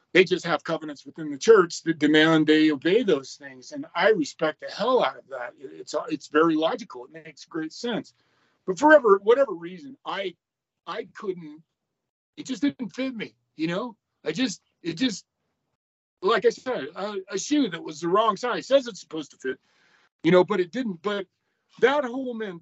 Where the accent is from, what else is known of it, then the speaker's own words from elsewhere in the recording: Pleasant Grove, Utah, United States; moved away; I grew up in Pleasant Grove, Utah, in the heart of the LDS world.